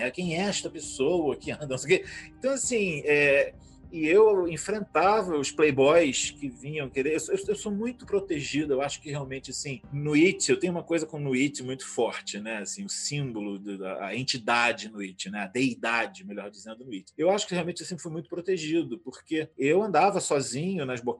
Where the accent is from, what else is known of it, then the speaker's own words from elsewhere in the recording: Teresina, Piauí, Brazil; also born or lived in Rio de Janeiro; now in Ciudad de la Costa, Uruguay; eu nasci, eu sou carioca, né? atualmente eu moro no, no Uruguai, em Ciudad de la Costa